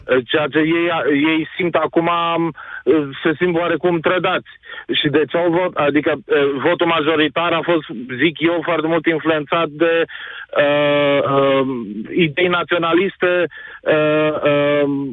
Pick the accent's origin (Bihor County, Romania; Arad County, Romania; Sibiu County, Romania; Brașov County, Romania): Brașov County, Romania; Brașov; din Brașov